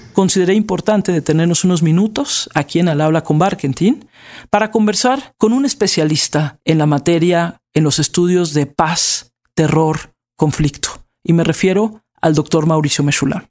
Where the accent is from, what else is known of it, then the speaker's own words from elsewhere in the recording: Mexico; aquí en México, aquí en mi país